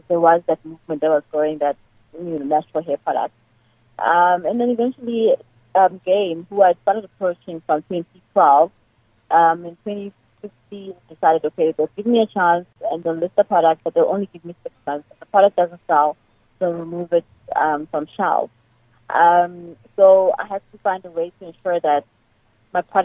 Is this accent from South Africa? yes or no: yes; Nelspruit, Mpumalanga, South Africa; moved away; my hometown of Nelspruit